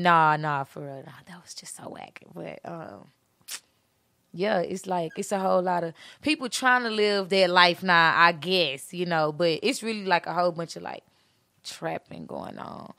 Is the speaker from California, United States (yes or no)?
no; Beaumont, Texas, United States; also born or lived in Houston; I came from Houston, but I'm from Beaumont